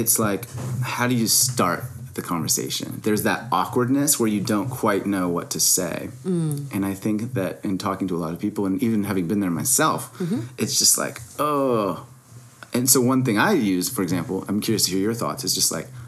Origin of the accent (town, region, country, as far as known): United States